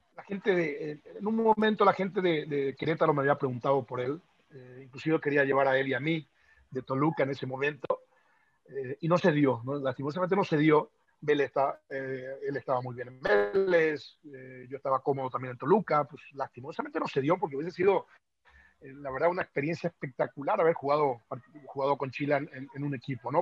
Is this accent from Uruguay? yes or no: no; Paraguay; now in Mexico; soy paraguayo